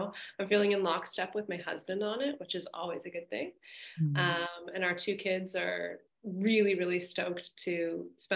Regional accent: Los Angeles, California, United States; I grew up in Los Angeles

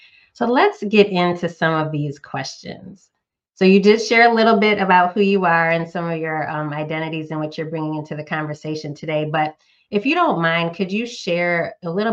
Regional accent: Northeast, United States; now in Southeast US; a current Southerner, Southeast US, but was born and raised in the Northeast

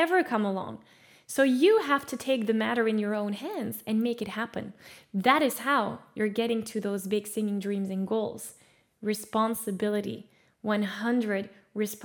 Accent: Belgium; also born or lived in California; I was an exchange student in California, and I'm from Belgium.

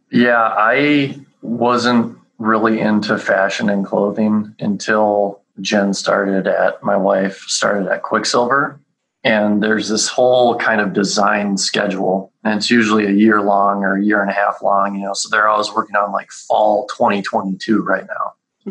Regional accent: Calgary, Alberta, Canada; moved away; I grew up in Calgary, up in Canada

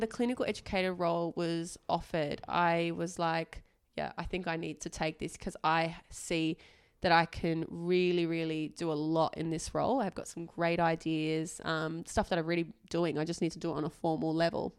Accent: Australia; I was born and raised in Australia, I did my medical degree overseas

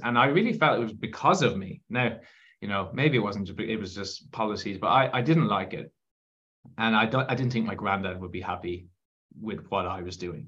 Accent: Ireland; you can probably tell from my accent that um, I am I'm from Ireland

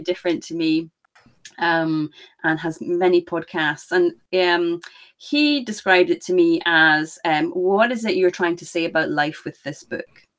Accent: Scotland, United Kingdom; I am Scottish, as you can maybe tell. So I'm on the other side of the pond

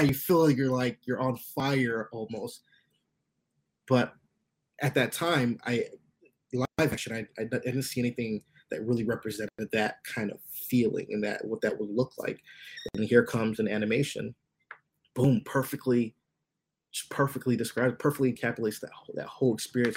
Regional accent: United States; I was born in the states

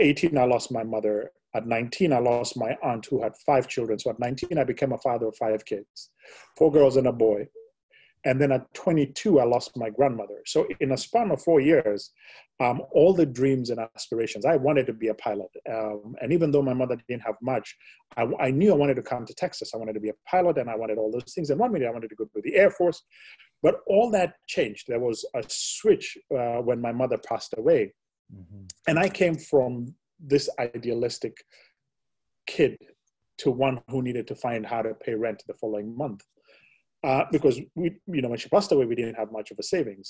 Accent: Kenya; I was born and brought up in Kenya

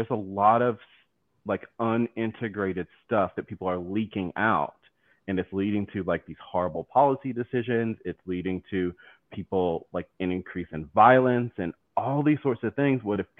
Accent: the South, United States; accent: southern; I feel like my accent, my southern accent is coming out more.

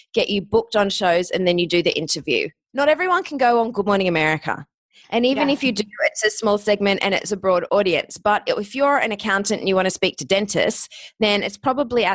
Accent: Australia; accent: Australian; moved away as an adult; also born or lived in Ohio, United States / Hollywood, United States; I'm Australian.

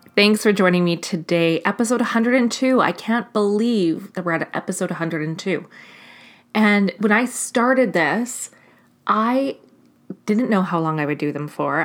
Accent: Canada; as a Canadian

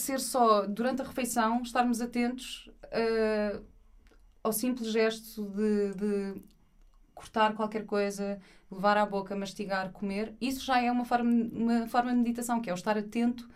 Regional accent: Portugal; sou de Portugal

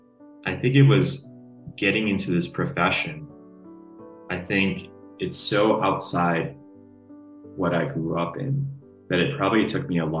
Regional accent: Connecticut, United States; growing up on the East Coast, Connecticut

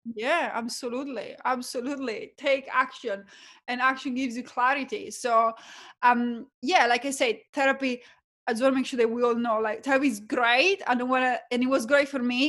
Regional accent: Italy; accent: Italian; English is a second language; moved away as an adult; now in Australia; my background is that I'm Italian, you can probably tell from my accent. Moved from, um, Italy to Australia as an accountant

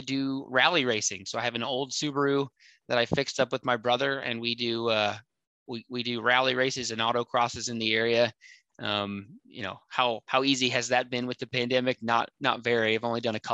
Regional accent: Virginia, United States; moved away as an adult; now in Seattle, United States; I grew up in Virginia. I lived there for 23 years.

